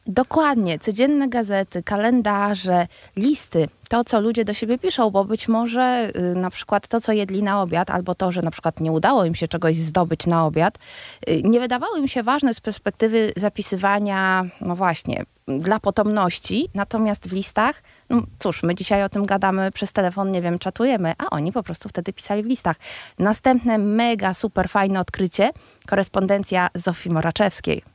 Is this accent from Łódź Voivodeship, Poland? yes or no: no; Warsaw, Masovian Voivodeship, Poland; my, warszawiacy, urodzeni bądź, y, bądź przyjezdni, ale ci wszyscy, którzy uważają się za warszawiaków